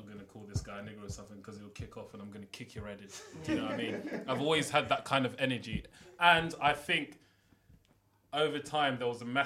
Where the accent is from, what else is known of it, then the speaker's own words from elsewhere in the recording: London, United Kingdom; growing up in London